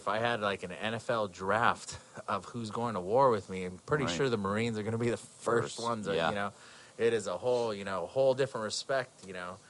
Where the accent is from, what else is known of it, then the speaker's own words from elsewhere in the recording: California, United States; moved away as an adult; now in East Coast, United States; I'm actually from California, and I moved to the East Coast